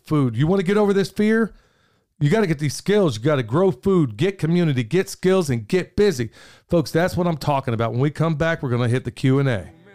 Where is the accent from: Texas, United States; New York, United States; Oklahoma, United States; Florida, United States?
Oklahoma, United States; Oklahoma City; moved away; I grew up in South Oklahoma City